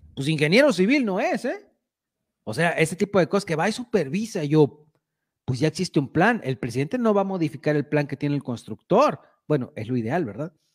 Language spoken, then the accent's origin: Spanish; La Huasteca, Mexico; los mexicanos, en especial para los que somos de la Huasteca